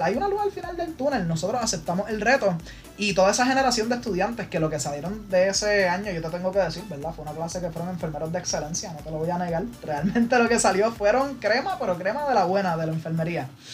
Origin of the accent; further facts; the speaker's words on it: Trujillo Alto, Puerto Rico; moved away as an adult; yo llegué para la Católica, vine de Trujillo Alto